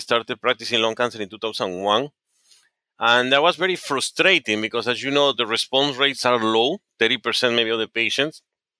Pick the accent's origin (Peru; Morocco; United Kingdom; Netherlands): Peru; Yeah, I was born in Peru. My father was a doctor, and my father has lived before in the United States, and he went back to Peru.